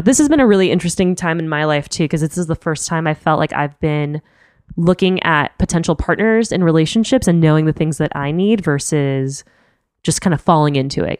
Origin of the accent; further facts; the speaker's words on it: Miami, Florida, United States; also born or lived in Chicago / New York; now in San Francisco Bay Area, United States; I'm from Miami originally. I lived in Chicago, that's where I went to school